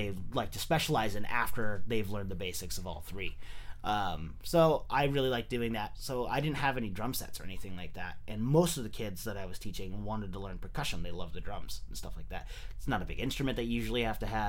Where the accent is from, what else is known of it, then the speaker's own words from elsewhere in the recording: San Jose, California, United States; moved away as an adult; also born or lived in San Luis Obispo; I'm originally from San Jose. I moved away for, like, the last... you know, 5 or 6 years. I was in San Luis Obispo.